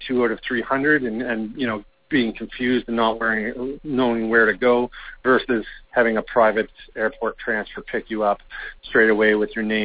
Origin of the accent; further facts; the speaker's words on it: Canada; accent: Canadian; my Canadian accent